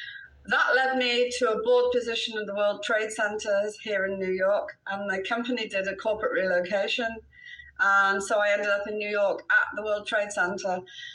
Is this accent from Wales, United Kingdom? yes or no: yes; Wales, United Kingdom; now in United States; Okay, so I, as you can hear from my accent, I'm a Brit.